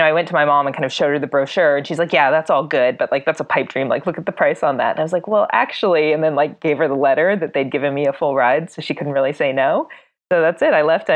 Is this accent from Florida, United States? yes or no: no; South Bend, Indiana, United States; now in Los Angeles, United States; I grew up actually in South Bend, Indiana. I'm a Midwestern girl